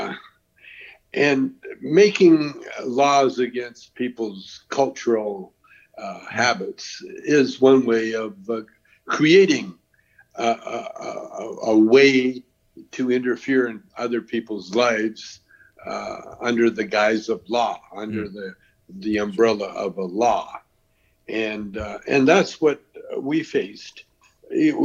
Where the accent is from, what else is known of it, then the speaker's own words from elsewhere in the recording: Canada; I'm Canadian.